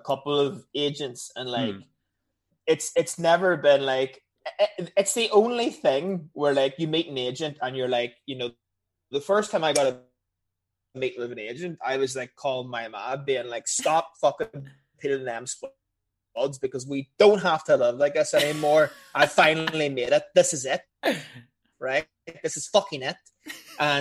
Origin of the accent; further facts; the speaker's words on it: Northern Ireland, United Kingdom; I'm from Northern Ireland.